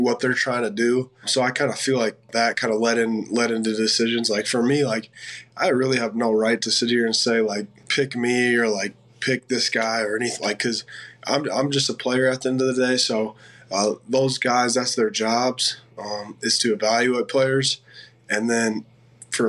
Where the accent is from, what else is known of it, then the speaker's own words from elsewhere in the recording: Cedar Falls, Iowa, United States; moved away as an adult; now in Detroit, United States; I grew up a UNI Panther fan, which is just right there in Cedar Falls, my hometown.